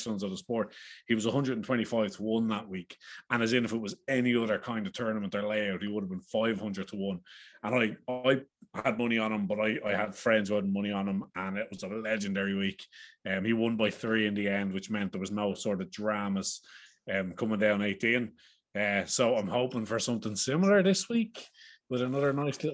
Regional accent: Ireland; accent: Irish; as you can tell by the accents. We are three Irish lads

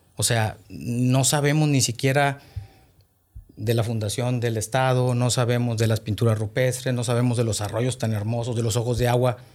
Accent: Monterrey, Nuevo León, Mexico; also born or lived in Los Herreros, Nuevo León; nací aquí en Monterrey, este, orgullosamente regio

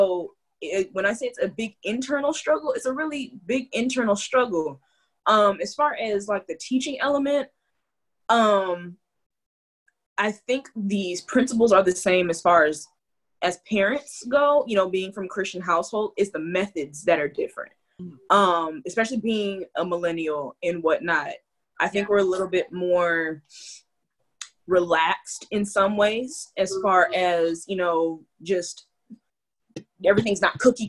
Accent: California, United States; now in Deep South, United States; I am Californian

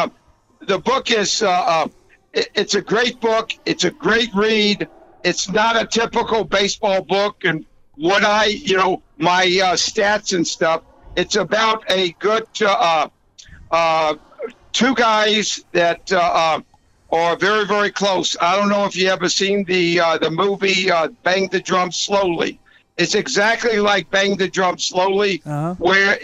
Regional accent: Atlanta, Georgia, United States; accent: southern

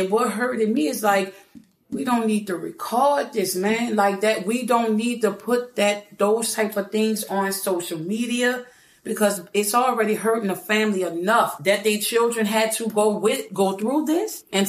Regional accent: New Orleans, Louisiana, United States; We are from New Orleans. And, world, I do mean New Orleans.

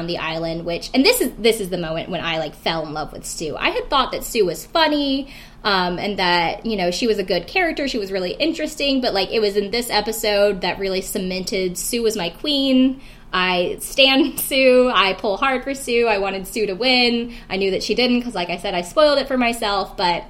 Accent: South Carolina, United States; moved away; I'm not necessarily a redneck, but I am from South Carolina originally. And I do know a lot of rednecks and people that I grew up with.

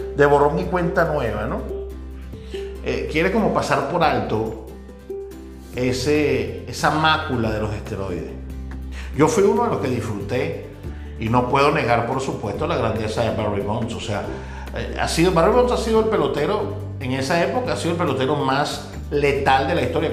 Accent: Venezuela; moved away as an adult; now in Dominican Republic; mi país natal, en Venezuela

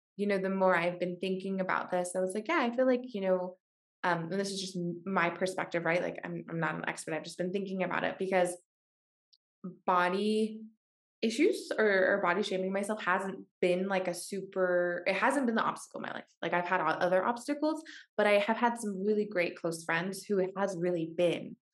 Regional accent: Washington, United States; moved away; also born or lived in San Francisco; I grew up in Washington State

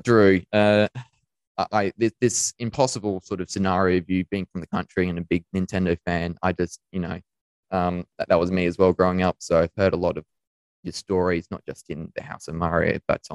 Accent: Lucindale, South Australia, Australia; now in Adelaide, Australia; I grew up in Lucendale in the southeast

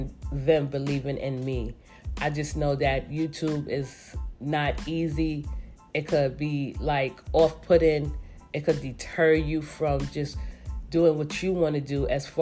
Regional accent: New York City, New York, United States; I am from New York City, but I am from the Bronx.

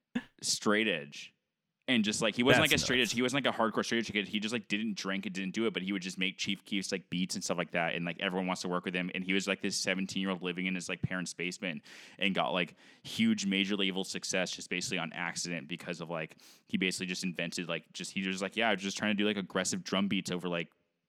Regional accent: California, United States; Well, maybe because I'm from California and listen to having like a soft spot for California punk

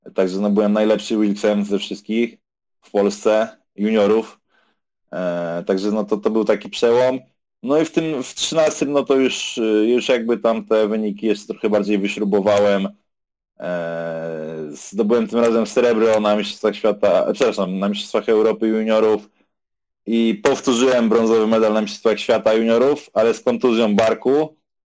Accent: Warsaw, Masovian Voivodeship, Poland; jestem z Warszawy ogólnie

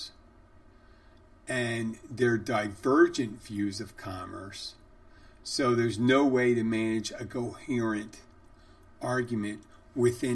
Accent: Valley Forge, Pennsylvania, United States; I was born in Valley Forge

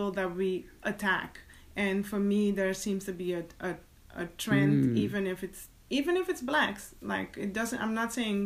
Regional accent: Suriname; moved away; I was born in Suriname and that's my roots

